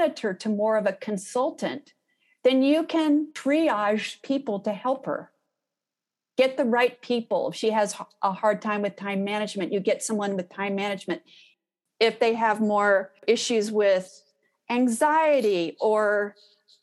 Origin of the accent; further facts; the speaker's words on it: Houston, Texas, United States; I'm from Houston